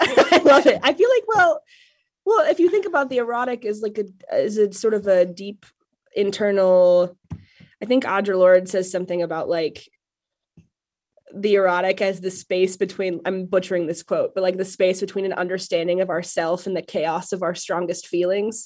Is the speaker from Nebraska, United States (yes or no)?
yes; Ogallala, Nebraska, United States; moved away; I grew up in Oglala, Nebraska, which is a town of about five thousand on the western border of coastal Colorado